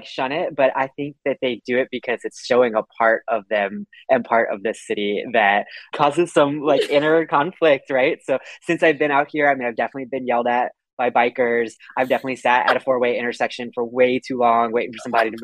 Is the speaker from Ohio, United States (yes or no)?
no; Houston, Texas, United States; I grew up in Houston, you know, as a male in a conservative culture